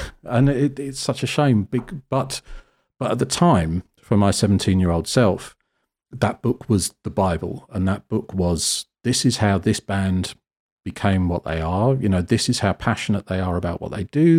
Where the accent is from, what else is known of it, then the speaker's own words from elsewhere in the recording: Cornwall, South West England, United Kingdom; moved away; I grew up in Cornwall, which is, uh, the very sort of southwest bottom edge of the country.